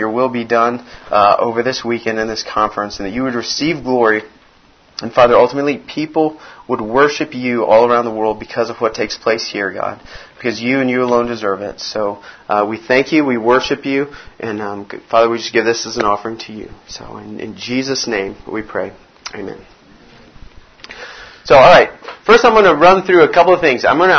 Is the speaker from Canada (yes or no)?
no; Brazil; I grew up in Brazil. I was a missionary kid. My parents moved to Brazil when I was 3 years old.